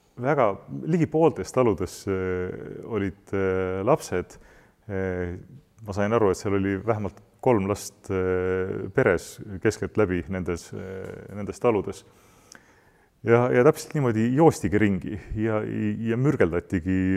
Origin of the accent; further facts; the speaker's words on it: Estonia; me identifitseerime ennast eestlastena, me peame oma kultuuri ja keelt eh, kalliks